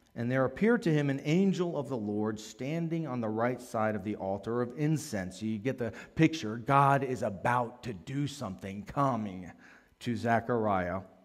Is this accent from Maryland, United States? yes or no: yes; Maryland, United States; I grew up in Maryland